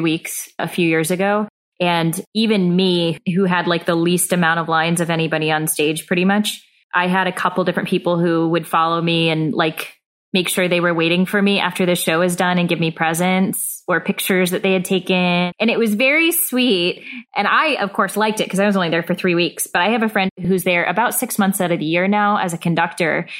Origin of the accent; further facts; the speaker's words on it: the Bible Belt, United States; I grew up in the Bible Belt